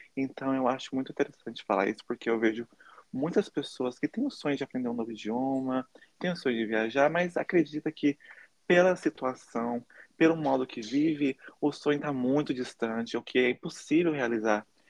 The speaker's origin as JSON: {"language": "Portuguese", "town": "Taubaté", "region": "São Paulo", "country": "Brazil", "tie": "born or raised there", "moved": "as an adult", "lives_now": "United States", "said": "Eu nasci no Brasil, em Taubaté, interior de São Paulo, e eu me mudei"}